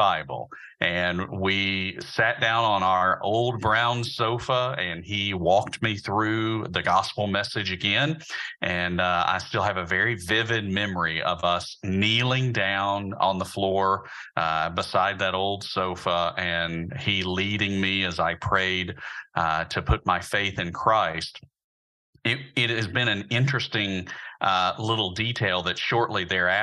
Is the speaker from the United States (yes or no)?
yes; Birmingham, Alabama, United States; I'm actually from Birmingham as well. I grew up just on the other side of town from Samford University and Beeson Divinity School over in the Huffman and Roebuck area